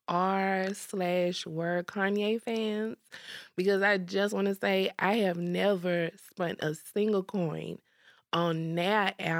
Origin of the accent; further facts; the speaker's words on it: Port Arthur, Texas, United States; I'm from Port Arthur, so Shad just feel more natural.